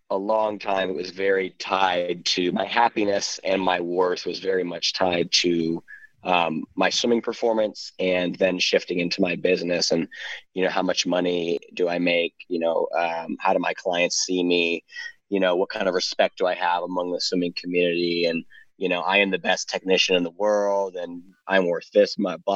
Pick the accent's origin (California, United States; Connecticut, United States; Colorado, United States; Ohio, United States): Ohio, United States; also born or lived in South Carolina / Florida / Virginia / Arizona; now in Gallatin, United States; I lived mostly in Ohio throughout my childhood. I was born and raised in South. I was born in South Carolina.